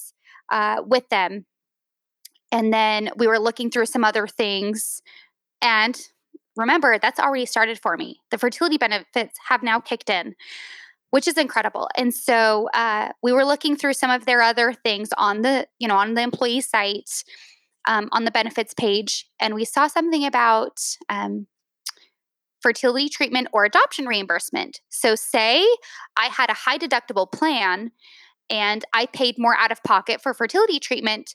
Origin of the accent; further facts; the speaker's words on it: Utah, United States; moved away; I'm from Utah